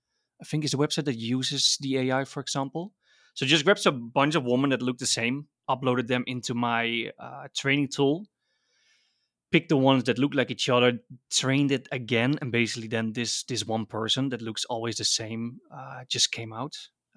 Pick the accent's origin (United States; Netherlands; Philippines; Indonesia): Netherlands; I'm from Holland.